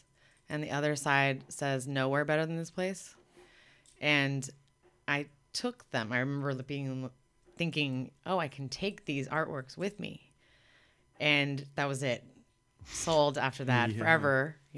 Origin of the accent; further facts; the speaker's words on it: Miami, Florida, United States; now in Los Angeles, United States; when I was a kid growing up in Miami